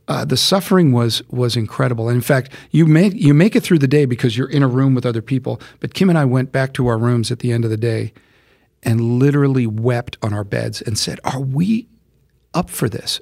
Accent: United States; I'm an American

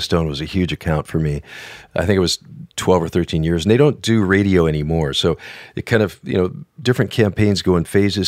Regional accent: northern Minnesota, United States; moved away; I grew up in northern Minnesota. I was a, just a northern Swedish kid

